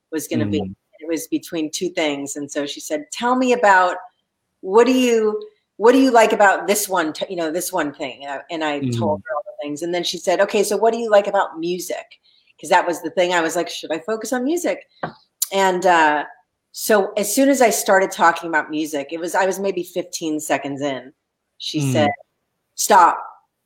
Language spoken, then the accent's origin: English; Los Angeles, California, United States; I grew up in Los Angeles